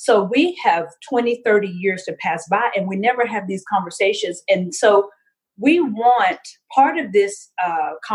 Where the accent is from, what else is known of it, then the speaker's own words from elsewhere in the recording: Louisiana, United States; also born or lived in Houston, Texas; I'm from Louisiana